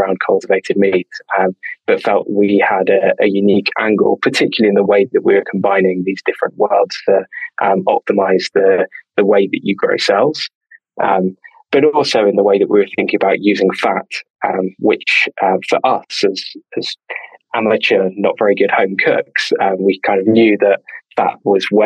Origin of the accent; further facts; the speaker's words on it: London, United Kingdom; We grew up together in North London